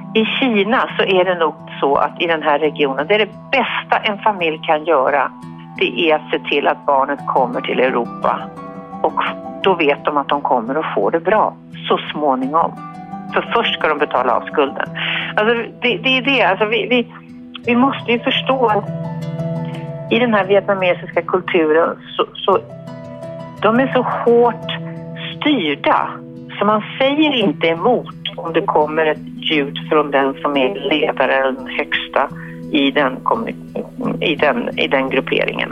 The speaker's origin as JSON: {"language": "Swedish", "country": "Sweden", "said": "vi svenskar"}